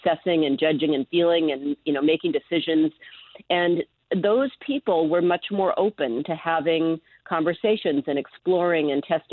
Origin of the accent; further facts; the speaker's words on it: Seattle, Washington, United States; now in San Francisco, United States; I grew up in Seattle